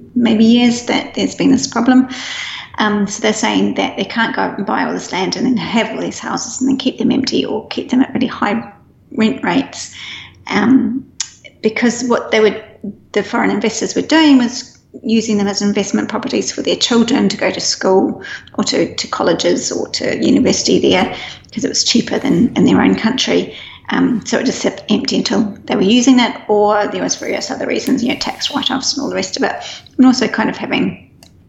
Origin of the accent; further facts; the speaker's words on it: New Zealand; moved away; I'm a Kiwi and I can buy a house in New Zealand if I want to. And even though I live overseas